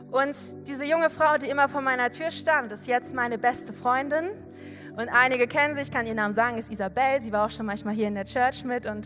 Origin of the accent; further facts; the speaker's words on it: Giessen, Hesse, Germany; ich komme aus Gießen. Und wenn du weißt, so Gießen ist ungefähr eine Stunde von hier mit dem Auto.